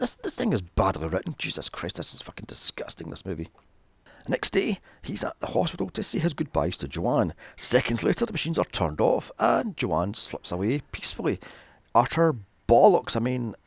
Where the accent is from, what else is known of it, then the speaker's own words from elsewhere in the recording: Glasgow, Scotland, United Kingdom; my hometown of Glasgow